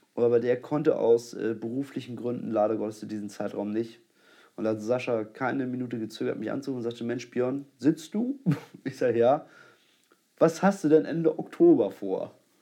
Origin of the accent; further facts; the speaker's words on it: Germany; als Deutscher